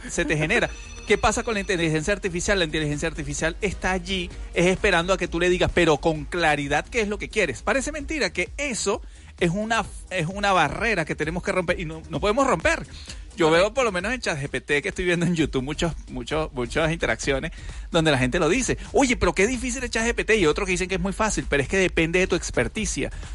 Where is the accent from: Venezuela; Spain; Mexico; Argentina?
Venezuela; como buenos venezolanos